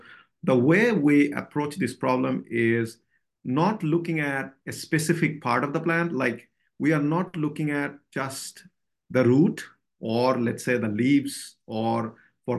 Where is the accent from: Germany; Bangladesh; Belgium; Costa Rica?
Bangladesh; moved away as an adult; also born or lived in Pennsylvania, United States; now in Lincoln, United States; So I was born in Bangladesh and I got my bachelor there.